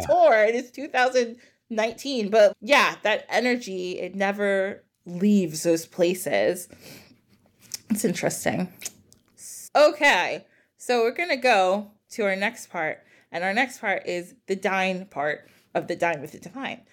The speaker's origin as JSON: {"language": "English", "region": "New Jersey", "country": "United States", "said": "\"Where are you guys from?\" And we're like, \"New Jersey.\""}